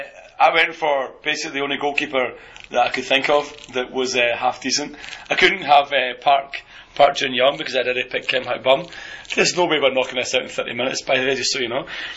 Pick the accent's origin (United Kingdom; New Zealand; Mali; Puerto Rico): United Kingdom; Scotland; I'm fucking Scottish.